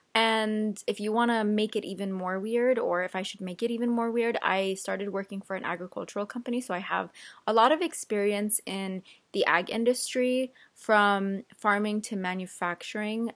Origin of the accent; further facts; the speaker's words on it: Central Valley, California, United States; also born or lived in Yemen; I've lived in the Central Valley my entire life